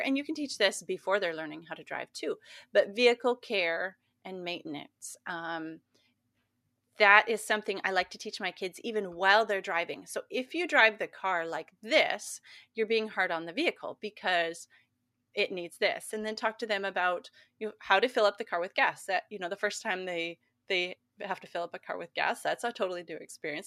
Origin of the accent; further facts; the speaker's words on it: Montana, United States; growing up in Montana